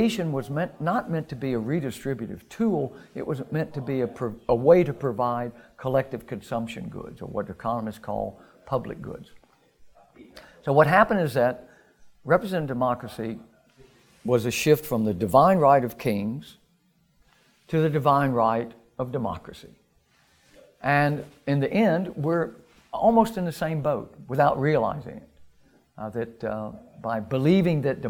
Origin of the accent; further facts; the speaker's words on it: United States; I was raised in America in the immediate post-war era, in the 1950s in the United States